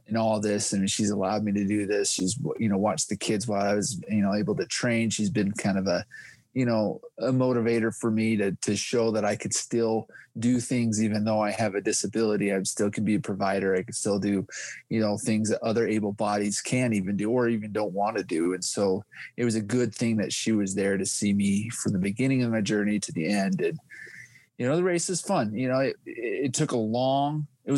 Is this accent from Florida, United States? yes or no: no; Utah, United States; I am from Utah, 37 years old, four kids